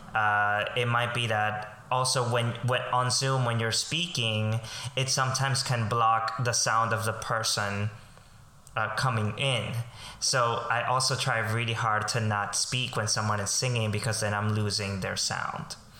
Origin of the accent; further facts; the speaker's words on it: Colombia; now in New York, United States; I am um, a Colombian immigrant. I grew up in Colombia